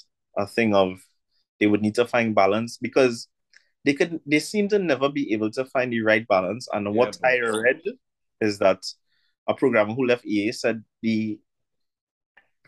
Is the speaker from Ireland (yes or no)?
no; Trinidad & Tobago; me as a Trinidadian